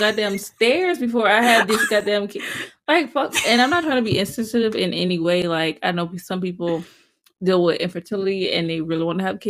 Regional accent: the South, United States; I'm a Southerner. I have that ingrained in my head.

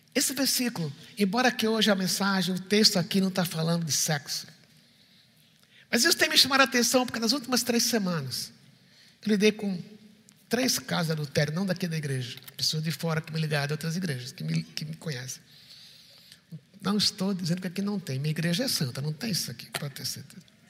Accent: Recife, Pernambuco, Brazil; sou do Recife

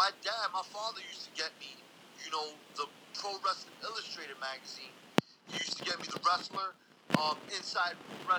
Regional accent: New York City, New York, United States; I grew up in the Lower East Side, Manhattan.

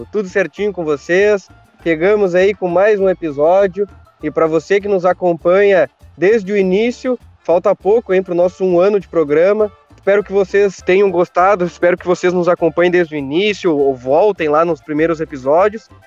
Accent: Cachoeira do Sul, Rio Grande do Sul, Brazil; Somos cachoeirenses ali do bairro Fátima, ali perto do quartel.

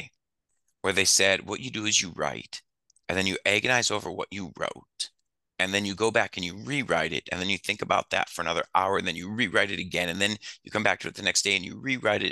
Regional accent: Detroit, Michigan, United States; moved away as an adult; also born or lived in New Orleans; now in Las Vegas, United States; I grew up in Detroit.

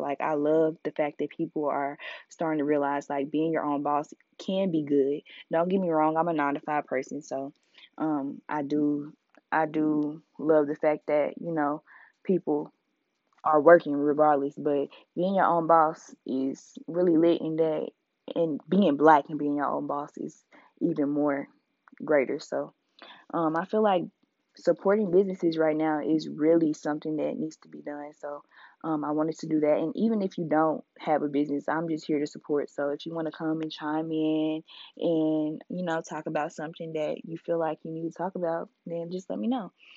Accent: Indianapolis, Indiana, United States; now in Mobile, United States; I'm from Indianapolis. 317

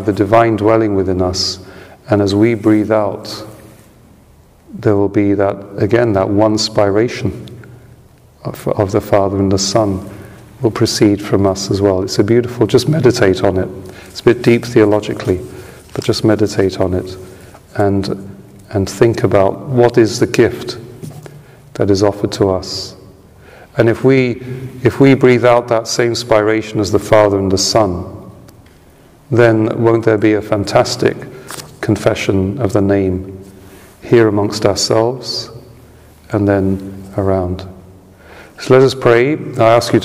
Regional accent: United Kingdom; I'm a Brit

